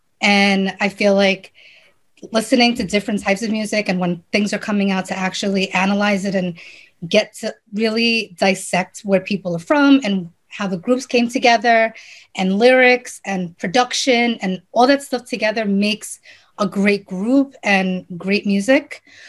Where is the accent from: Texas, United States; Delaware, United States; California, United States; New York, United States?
New York, United States; Long Island; I'm from Long Island, New York.